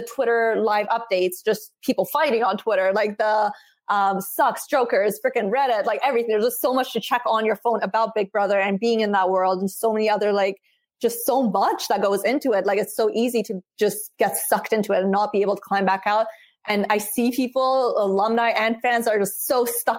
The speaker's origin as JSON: {"language": "English", "town": "Vancouver", "region": "British Columbia", "country": "Canada", "tie": "born or raised there", "also_born_or_lived": "Iran", "moved": "as an adult", "lives_now": "Toronto, Canada", "said": "I love Vancouver. It's my hometown. It's always going to be my home"}